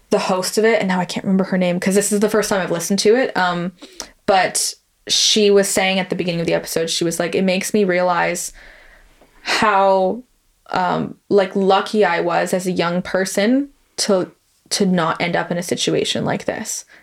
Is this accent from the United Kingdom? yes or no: yes; London, United Kingdom; especially where like we grew up in London, which is a bigger city